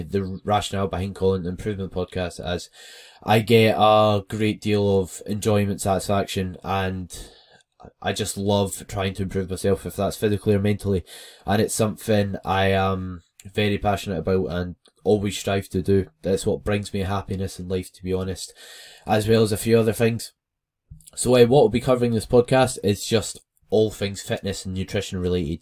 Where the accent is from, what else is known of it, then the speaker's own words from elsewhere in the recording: West Lothian, Scotland, United Kingdom; I am from West Lothian, which is somewhere in Scotland